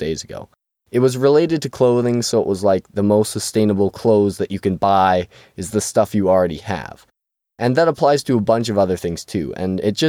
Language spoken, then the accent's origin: English; Canada; I'm from Canada